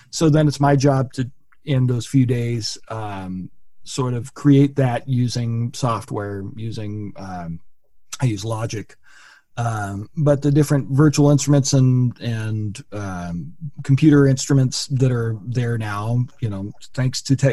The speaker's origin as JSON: {"language": "English", "region": "Southern California", "country": "United States", "tie": "born or raised there", "said": "I was born and raised in Southern California"}